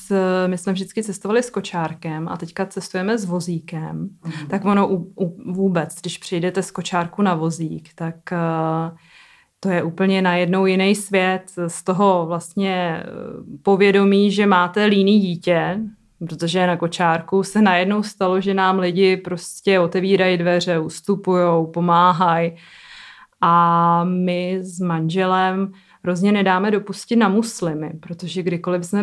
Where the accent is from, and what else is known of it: Czechia